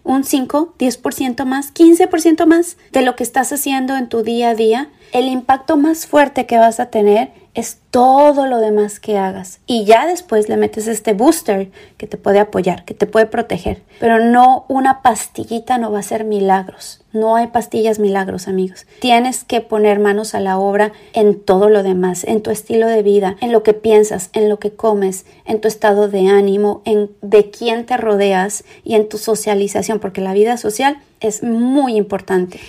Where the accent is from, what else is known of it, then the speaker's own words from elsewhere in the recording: Querétaro, Mexico; also born or lived in Tepeji del Río; Yo soy de Querétaro. Bueno, ya nací, allá viví muchos años de mi vida.